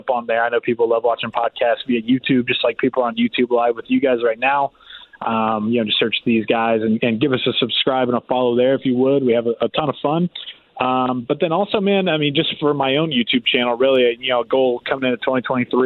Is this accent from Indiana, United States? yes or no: yes; Indiana, United States; moved away; my hometown station where, you know, I started